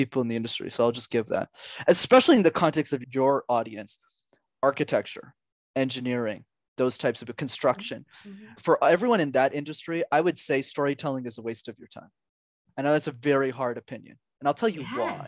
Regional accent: Montreal, Quebec, Canada; when I was 5 years old, I grew up in Montreal.

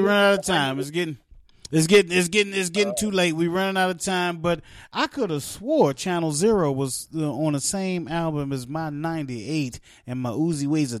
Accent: New Jersey, United States; now in Charlotte, United States; I was born in Jersey

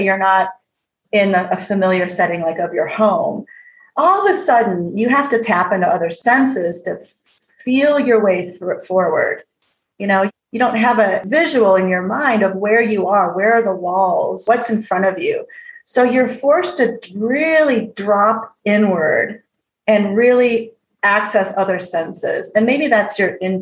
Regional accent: Midwest, United States; moved away as an adult; also born or lived in Alaska; growing up in the Midwest in the 80s

